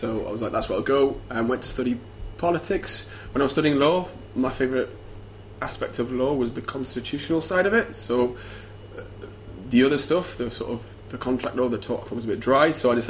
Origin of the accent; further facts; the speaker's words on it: Sheffield, Yorkshire and the Humber, United Kingdom; moved away as an adult; also born or lived in Nottingham / London; I'd actually done a year of law in Sheffield, my hometown, before I did this.